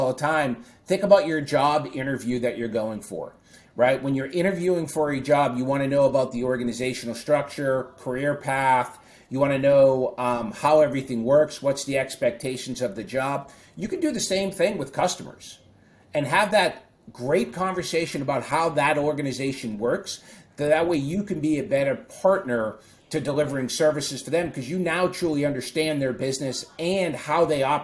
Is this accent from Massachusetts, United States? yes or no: yes; Boston, Massachusetts, United States; my hometown favorite Boston Celtics and Boston Bruins play